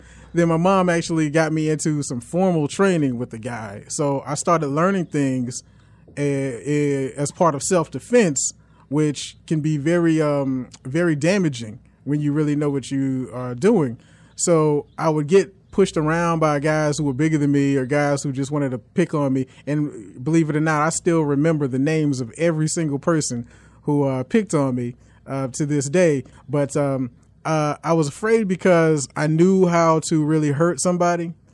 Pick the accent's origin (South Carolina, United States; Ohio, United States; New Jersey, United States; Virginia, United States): South Carolina, United States; also born or lived in New York / Florence, South Carolina / Columbia, South Carolina; Then we went over to Columbia, South Carolina